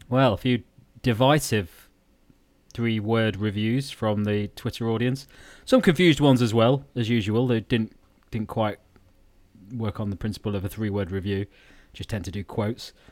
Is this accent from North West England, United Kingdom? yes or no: no; Lincolnshire, East Midlands, United Kingdom; we are from Lincolnshire